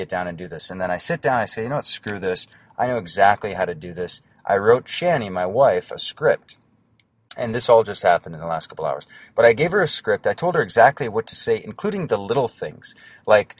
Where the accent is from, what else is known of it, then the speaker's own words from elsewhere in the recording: North Dakota, United States; I'm from North Dakota and I have a small little internet business